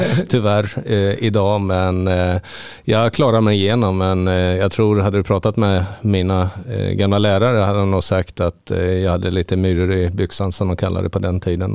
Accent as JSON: {"language": "Swedish", "town": "Linköping", "region": "Östergötland", "country": "Sweden", "tie": "born or raised there", "also_born_or_lived": "Halmstad", "moved": "yes", "lives_now": "Portugal", "said": "Jag är född i Linköping"}